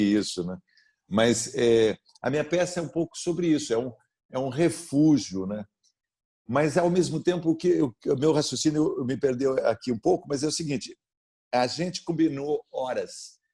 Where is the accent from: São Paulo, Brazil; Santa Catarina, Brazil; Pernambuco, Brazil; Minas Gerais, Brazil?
São Paulo, Brazil; Sorocaba; a história da minha infância e da minha adolescência em Sorocaba